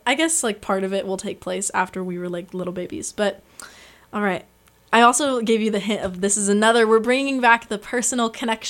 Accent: San Luis Obispo, California, United States; born or raised there

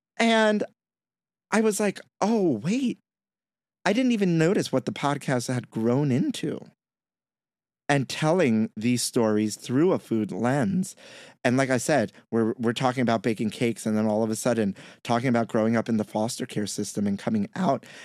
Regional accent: New York City, New York, United States; I may be Puerto Rican and I grew up in Brooklyn

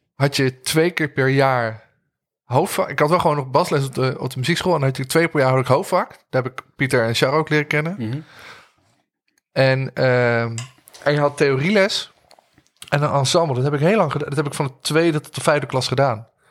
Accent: Arnhem, Gelderland, Netherlands; Toen liep ik al even op de muziekschool rond in Arnhem. Daar kom ik vandaan.

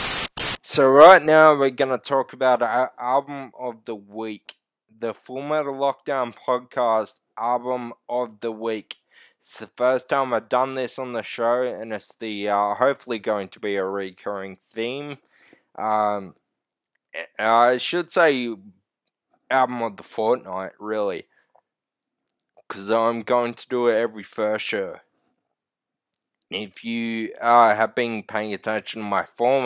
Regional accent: Australia; We're fucking Australian

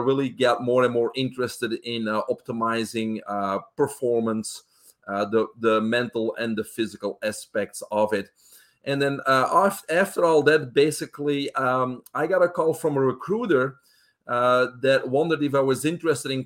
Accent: Belgium; English is a second language; moved away as an adult; I'm originally from Belgium in Europe. I was raised there with my brother, single home family.

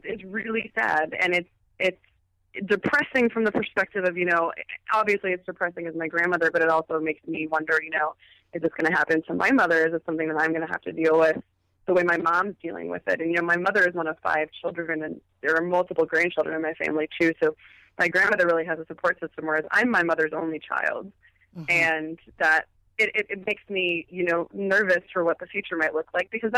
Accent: California, United States; Yeah, you know, I'm originally from Southern California.

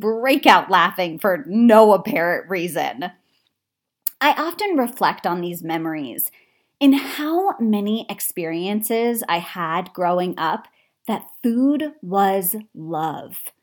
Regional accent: Connecticut, United States; I grew up in Connecticut

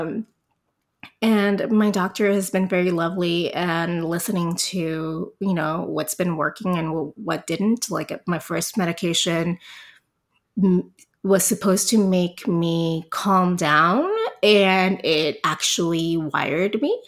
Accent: Puerto Rico; moved away as an adult; also born or lived in El Paso, Texas; now in San Antonio, United States; I'm originally from Puerto Rico. I grew up, i, you know, in Puerto Rico up to when I was twenty-four

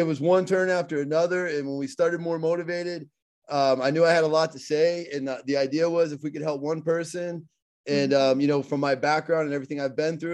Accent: Pittsburgh, Pennsylvania, United States; accent: Pittsburgh; I have my Pittsburgh accent

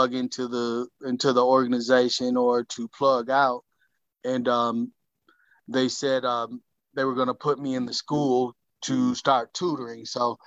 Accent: Saginaw, Michigan, United States; moved away as an adult; also born or lived in Grand Rapids, Michigan; I was born and raised in Saginaw, Michigan

